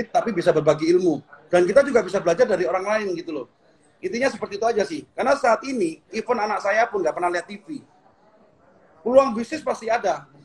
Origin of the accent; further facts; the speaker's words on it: Jember, East Java, Indonesia; born there; Karena saya hmm. lahir di Jember, dulu punya cita-cita